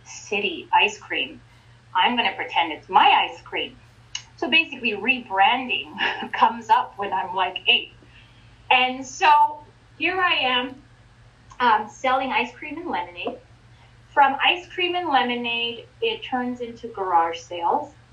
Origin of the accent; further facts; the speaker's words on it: Ontario, Canada; I was raised in Ontario